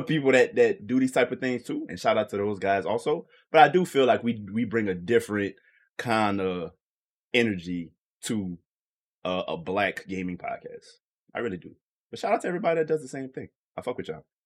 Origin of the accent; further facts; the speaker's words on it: Louisiana, United States; I'm from Louisiana